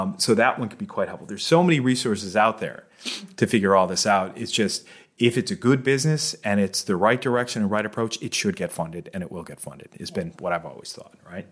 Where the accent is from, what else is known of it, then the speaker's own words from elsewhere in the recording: Boston, Massachusetts, United States; moved away as an adult; now in Bermuda; I'm from Boston